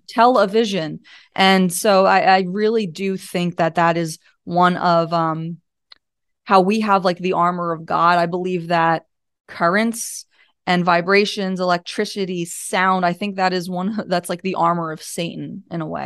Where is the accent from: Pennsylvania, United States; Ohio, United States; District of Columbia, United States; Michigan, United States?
Pennsylvania, United States; I'm from Pennsylvania